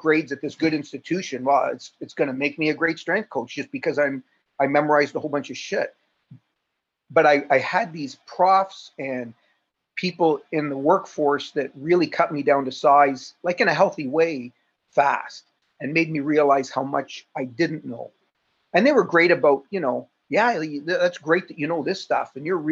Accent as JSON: {"language": "English", "town": "Toronto", "region": "Ontario", "country": "Canada", "said": "I'm from Toronto"}